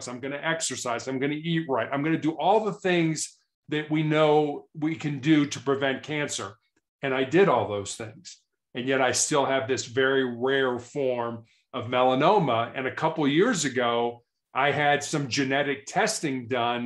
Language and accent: English; Chicago, Illinois, United States; I was born and raised in Chicago, which is a large city in the United States.